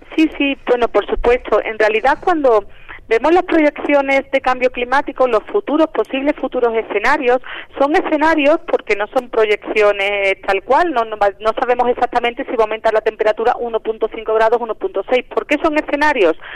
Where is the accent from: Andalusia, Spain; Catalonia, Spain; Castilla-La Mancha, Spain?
Andalusia, Spain; moved away as an adult; now in Mexico City, Mexico; yo soy de Andalucía, ah, de España. Llevo aquí en la UNAM trabajando ya cuatro años